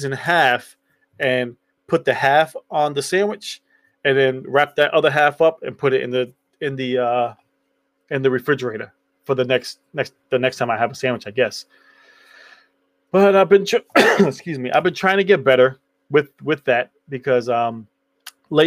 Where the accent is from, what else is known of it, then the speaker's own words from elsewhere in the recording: New York, United States; So when I was younger, I grew up in New York.